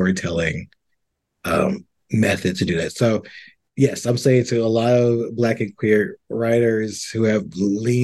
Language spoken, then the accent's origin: English; the South, United States; I grew up in the South.